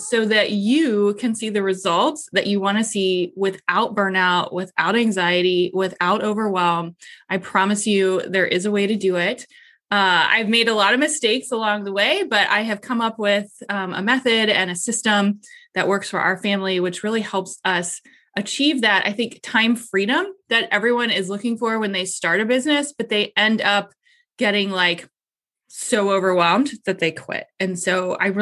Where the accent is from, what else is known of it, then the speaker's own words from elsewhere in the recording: Columbus, Ohio, United States; I am from Columbus, Ohio.